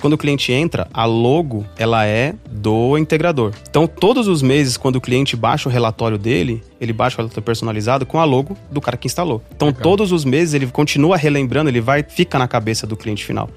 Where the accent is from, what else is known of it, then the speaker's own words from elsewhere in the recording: São Paulo, Brazil; moved away as an adult; also born or lived in Mossoró, Rio Grande do Norte; eu sou de São Paulo, né, sou natural de São Paulo